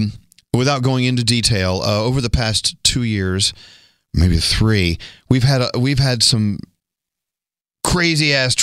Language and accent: English; Dallas, Texas, United States; I was growing up in Dallas, Texas, and we were members of the First Baptist Church.